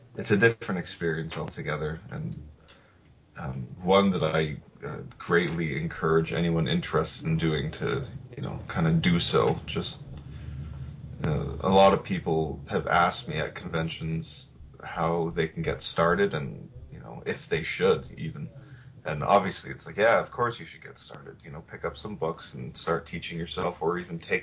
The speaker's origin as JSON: {"language": "English", "country": "Canada", "also_born_or_lived": "Toronto"}